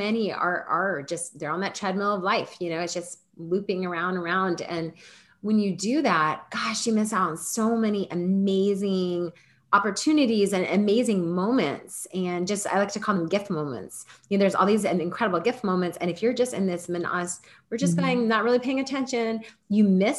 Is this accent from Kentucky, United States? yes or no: yes; Kentucky, United States; also born or lived in Nashville, Tennessee; now in Wilmington, United States; we have known each other since middle school, and we have lived very similar lives growing up, in the sense that we both have 5 brothers. We're both the only girl. We're from Kentucky.